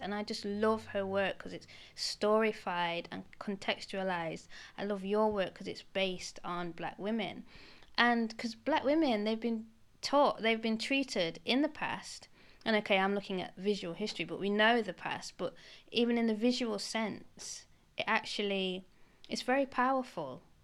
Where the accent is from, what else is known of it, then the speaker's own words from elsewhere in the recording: United Kingdom; being British actually, being black British